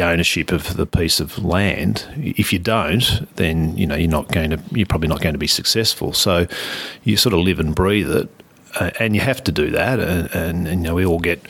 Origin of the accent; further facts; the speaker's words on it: Scoresby, Victoria, Australia; our dairy farm was in Scoresby